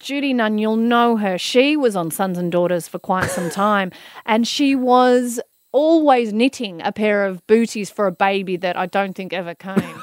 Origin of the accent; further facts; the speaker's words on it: Melbourne, Victoria, Australia; being a girl growing up in Melbourne